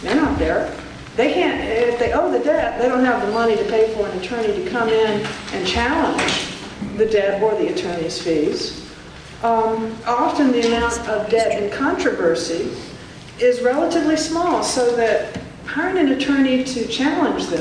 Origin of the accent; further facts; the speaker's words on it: Southern Arizona, United States; I'm from Southern Arizona